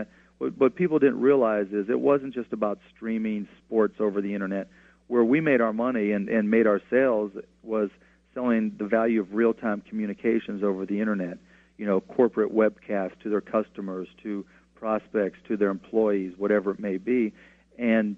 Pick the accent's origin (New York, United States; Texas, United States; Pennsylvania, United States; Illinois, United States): Pennsylvania, United States; Pittsburgh; Pittsburgh in particular because it's my hometown